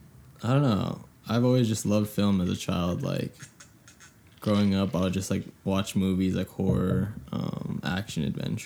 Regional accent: Diamond Bar, California, United States; also born or lived in El Monte; I grew up in El Monte for the first, like, 4 years of my life, and then we moved to Diamond Bar.

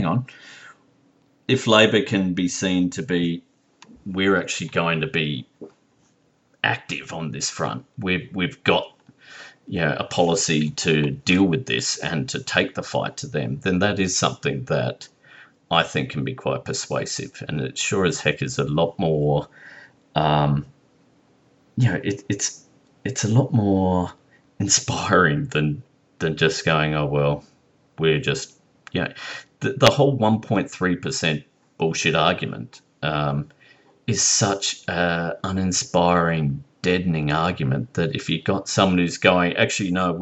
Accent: Australia

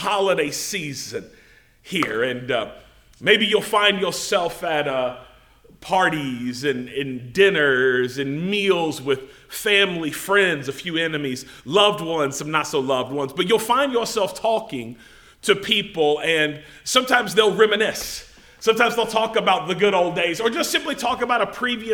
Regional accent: United States; us as Americans, us as English-speaking people

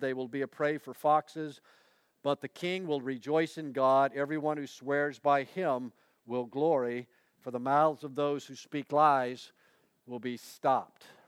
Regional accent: Ocala, Florida, United States; moved away; also born or lived in Pittsburgh / Gainesville; Ocala, my hometown

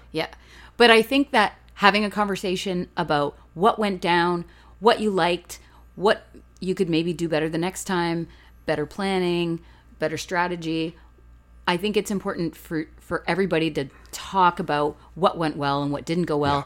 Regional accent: Canada; we're Canadian.

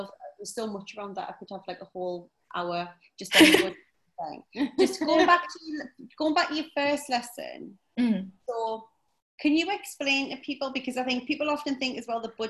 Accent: England, United Kingdom; I think as English people as well

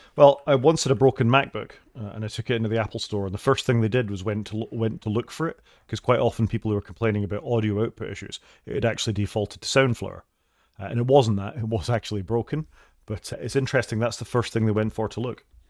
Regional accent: United Kingdom; we're both Brits

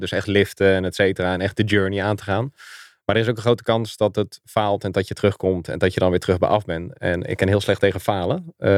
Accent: Schoonhoven, South Holland, Netherlands; moved away as an adult; also born or lived in Gouda / Zoetermeer / The Hague / Doorn; now in Zeist, Netherlands; Eh, ik ben geboren in Gouda. Eh, opgegroeid in Schoonhoven. Goud en Zilverstad. Ehm, daar heb ik tot mijn achttiende gewoond

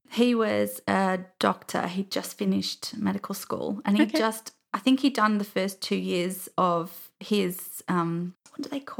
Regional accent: Crawley, South East England, United Kingdom; also born or lived in Uckfield; where I grew up in Crawley was a very small house. I think it was really just an upsizing situation while we moved to the town called Uckfield.

